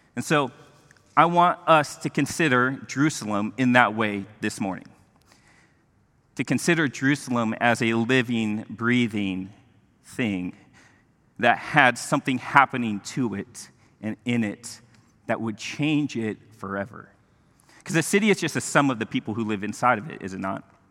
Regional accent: Mexico; moved away; I grew up in Mexico

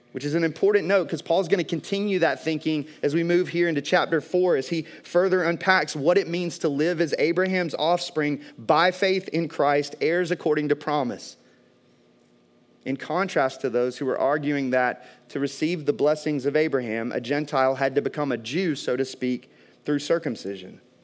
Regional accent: American South, United States; growing up in the American South

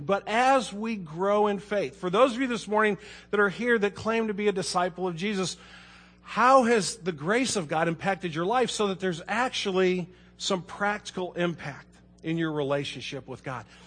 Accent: Kirkwood, United States; I was born and raised in Kirkwood.

